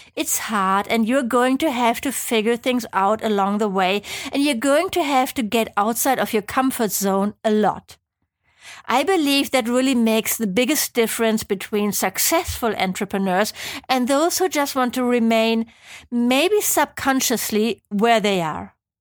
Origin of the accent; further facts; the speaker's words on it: Germany; accent: German; English is a second language; moved away as an adult; also born or lived in Geneva, Switzerland; I'm from Germany, as you might be able to tell from my hopefully not too annoying accent